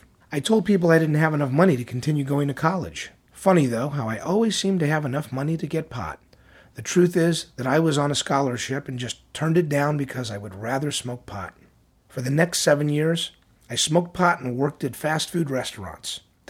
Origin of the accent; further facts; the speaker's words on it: Tennessee, United States; I was raised in East Tennessee. I was a very good student in high school.